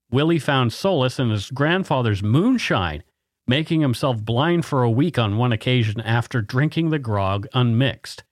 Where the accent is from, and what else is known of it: Bridgewater, Nova Scotia, Canada; born or raised there